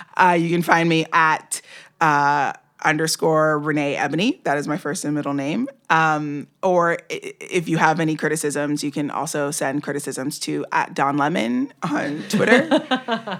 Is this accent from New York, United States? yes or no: yes; New York City, New York, United States; I grew up in New York.